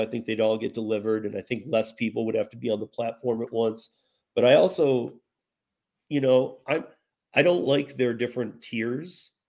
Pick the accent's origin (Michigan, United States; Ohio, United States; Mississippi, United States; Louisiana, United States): Michigan, United States; moved away as an adult; grew up in Michigan, and I learned bartending and all that in Michigan